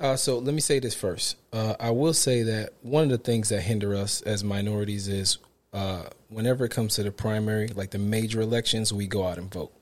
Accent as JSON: {"language": "English", "town": "New York City", "region": "New York", "country": "United States", "said": "from Brooklyn, New York"}